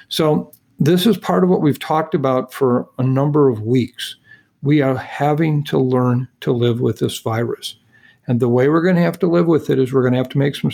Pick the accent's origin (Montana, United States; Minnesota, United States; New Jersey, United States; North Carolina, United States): Minnesota, United States; my home state of Minnesota